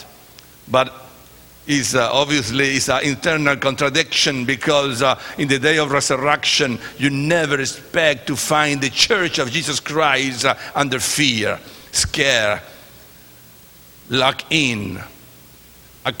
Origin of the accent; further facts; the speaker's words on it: Chile; English is a second language; moved away; also born or lived in California / Ecuador; I am from Chile. That's the last country, you know, south. I am from Chile